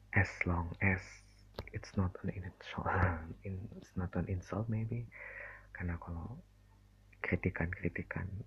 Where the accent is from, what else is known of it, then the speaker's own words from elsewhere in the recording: Bandung, West Java, Indonesia; Saya asli Bandung